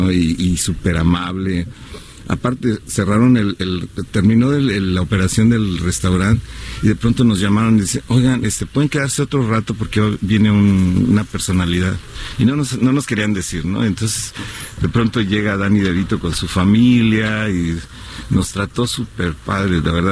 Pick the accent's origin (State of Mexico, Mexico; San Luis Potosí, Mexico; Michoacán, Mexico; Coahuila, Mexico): San Luis Potosí, Mexico; Sí, soy de San Luis Potosí cuando era niño hicieron una convocatoria para un grupo